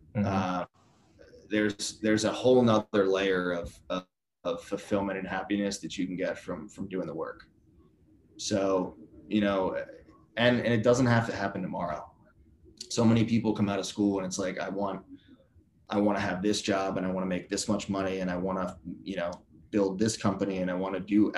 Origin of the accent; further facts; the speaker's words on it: Philadelphia, Pennsylvania, United States; I'm from Philly, so love like Phillies, Flyers